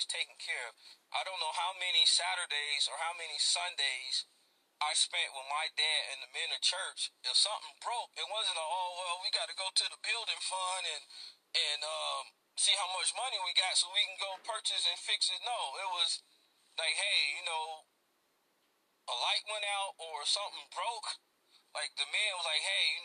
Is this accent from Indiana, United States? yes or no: yes; Gary, Indiana, United States; during my 21 years growing up in Gary, Indiana